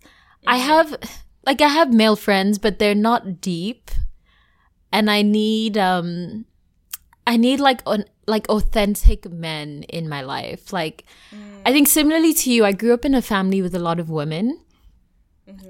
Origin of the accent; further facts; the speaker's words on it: South Africa; the cultural context of being South African